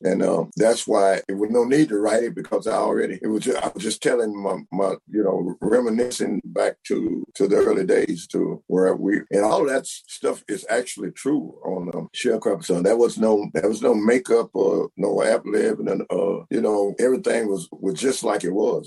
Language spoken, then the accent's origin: English; Bernice, Louisiana, United States; my hometown, uh, come to Bernice